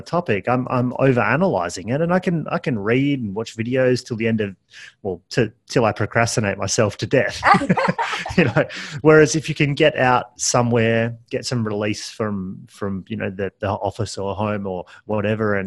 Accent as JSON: {"language": "English", "town": "Perth", "region": "Western Australia", "country": "Australia", "said": "I'm from Perth"}